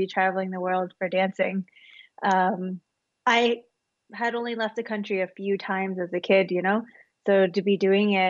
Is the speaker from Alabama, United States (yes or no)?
no; Kentucky, United States; moved away as an adult; also born or lived in Tennessee / Philadelphia; now in New York City, United States; I was born in Tennessee, raised in Kentucky